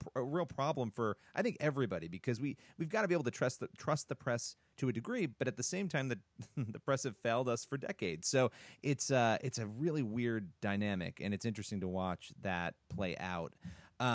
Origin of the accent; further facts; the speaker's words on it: New Yorker, United States; being a New Yorker